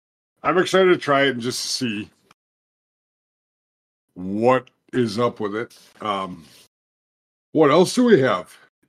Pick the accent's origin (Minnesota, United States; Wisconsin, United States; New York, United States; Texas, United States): Minnesota, United States; I'm a Minnesotan.